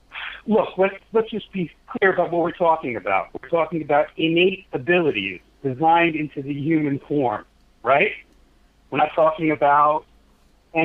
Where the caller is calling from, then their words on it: Brooklyn, New York, United States; Brooklyn, New York.